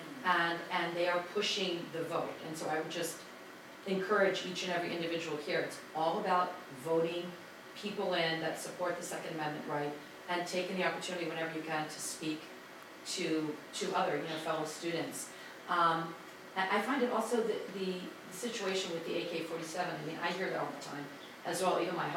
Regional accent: Washington, District of Columbia, United States; now in Maryland, United States; I'm an activist Republican from the great state of Maryland. Oh. And I grew up in Washington DC

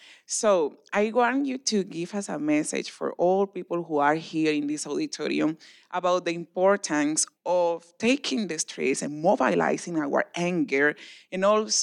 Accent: Cartagena, Bolívar, Colombia; I am from Cartagena, Colombia. I am an activist there against police brutality.

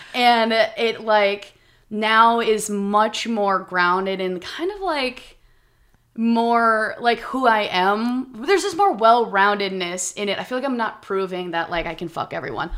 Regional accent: Minnesota, United States; moved away as an adult; I'm from Minnesota, we're from the Midwest

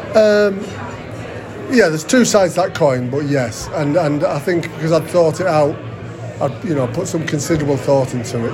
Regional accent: Barrow-in-Furness, North West England, United Kingdom; I was brought up in Cumbria. I was brought up around Barrows.

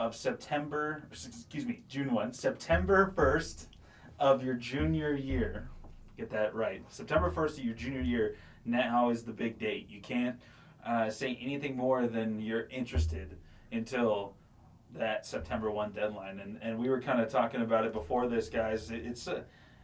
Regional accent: Oregon, United States; I'm from Oregon myself

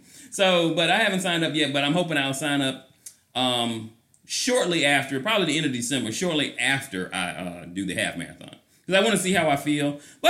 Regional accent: Orlando, Florida, United States; in my hometown half marathon. Orlando doesn't have a marathon.

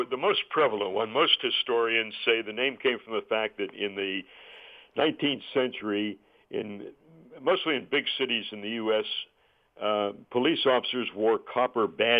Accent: Pittsburgh, Pennsylvania, United States; my hometown station at KDKA in Pittsburgh

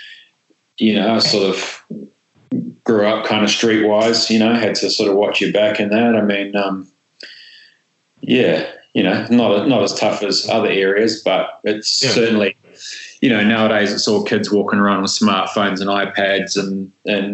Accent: Auckland, New Zealand; I grew up in Ponsonby, which is a pretty sort of central suburb.

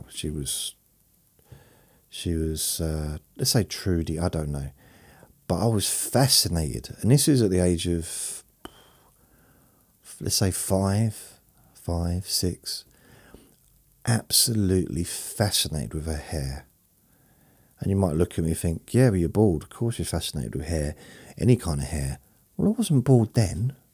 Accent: London, United Kingdom; born there; then also living in London and uh, when I was sort of in my early 20s, all the way through my 20s, I was born in London when I was when I was a baby

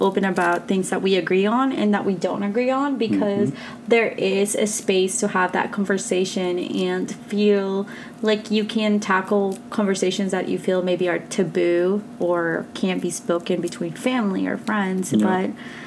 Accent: Texas, United States; also born or lived in Colombia; I was born in Colombia but raised in Texas, just because I was so young when I moved here

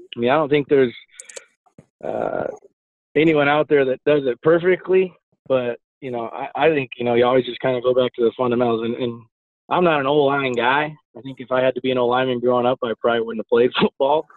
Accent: South Dakota, United States; moved away; also born or lived in Nebraska; growing up in South Dakota, uh, and then moving on to Nebraska

